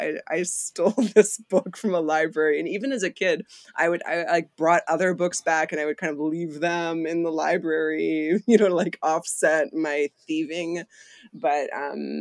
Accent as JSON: {"language": "English", "town": "Sarnia", "region": "Ontario", "country": "Canada", "tie": "born or raised there", "said": "I was at Sarnia Christian School, which is a grade school in my hometown"}